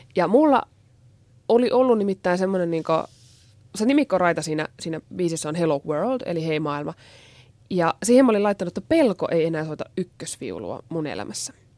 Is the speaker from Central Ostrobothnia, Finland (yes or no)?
no; Oulainen, North Ostrobothnia, Finland; moved away; also born or lived in Japan; mäkin on Pohjois-Pohjanmaalta ja tuota, Oulaisista alun perin